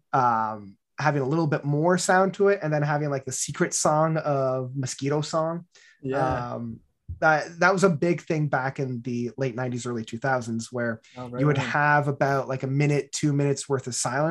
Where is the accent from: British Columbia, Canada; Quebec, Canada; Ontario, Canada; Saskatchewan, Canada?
Ontario, Canada; Barrie; growing up in Barrie